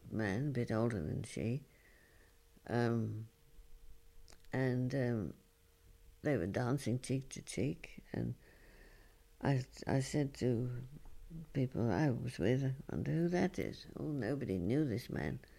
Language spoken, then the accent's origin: English; London, United Kingdom; Oh well, yes, I come from London, but uh, I, I, I live here and I'm working here.